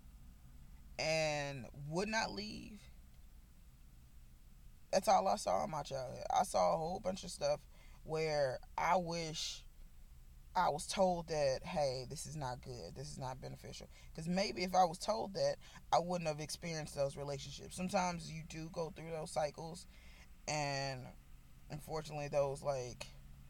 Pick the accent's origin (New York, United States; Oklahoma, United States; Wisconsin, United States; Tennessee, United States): Tennessee, United States; Nashville; moved away as an adult; now in Alabama, United States; I'm from Nashville, Tennessee, born and raised.